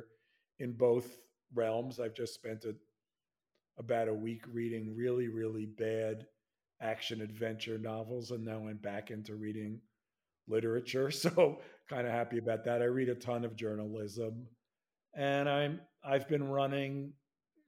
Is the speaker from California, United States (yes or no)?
no; New York, United States; I'm a New Yorker